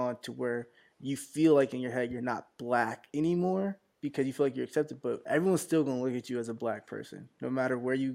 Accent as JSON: {"language": "English", "country": "United States", "tie": "born or raised there", "said": "growing up in America"}